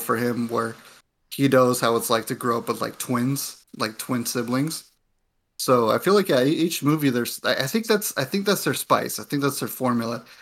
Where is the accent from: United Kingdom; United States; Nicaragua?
United States; my parents came from Mexico and I, and I, and I grew up here in the States